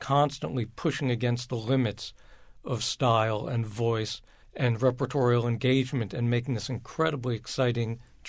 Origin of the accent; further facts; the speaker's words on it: near Rutgers in New Jersey, United States; I grew up near Rutgers in New Jersey